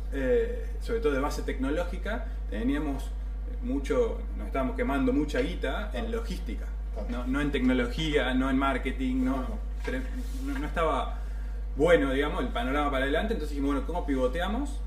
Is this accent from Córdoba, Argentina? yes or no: yes; San Francisco, Córdoba, Argentina; moved away as an adult; now in Córdoba, Argentina; soy de San Francisco, pero bueno, me fui a estudiar a Córdoba, me quedé